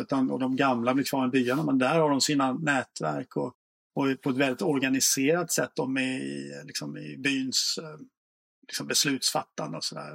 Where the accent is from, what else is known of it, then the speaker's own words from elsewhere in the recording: Småland, Sweden; jag är själv från Småland